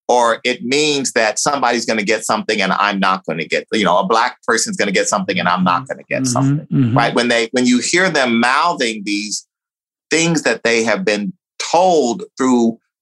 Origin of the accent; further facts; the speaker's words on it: United States; also born or lived in Texas; growing up in Louisiana and Texas